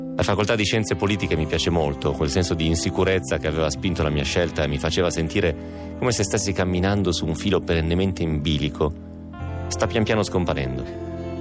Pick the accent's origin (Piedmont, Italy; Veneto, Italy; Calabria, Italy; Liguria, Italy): Piedmont, Italy; Romentino; il mio paese romentino ne ha 4.000